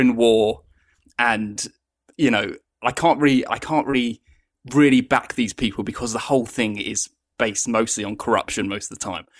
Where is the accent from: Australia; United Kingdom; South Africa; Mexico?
United Kingdom; I'm from the United Kingdom